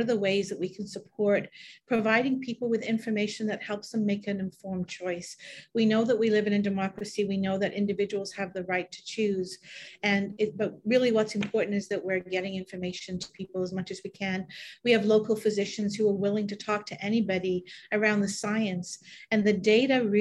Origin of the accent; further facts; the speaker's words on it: England, United Kingdom; also born or lived in Canada / Toronto; now in Northumberland County, Canada; I was born in England. I've been in Canada since 1975